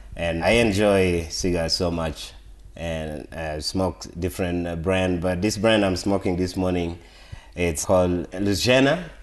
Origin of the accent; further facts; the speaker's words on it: Northern Region, Uganda; now in Colorado, United States; So, I am, I was born in Uganda, and I grew up in Uganda. I come from northern part of Uganda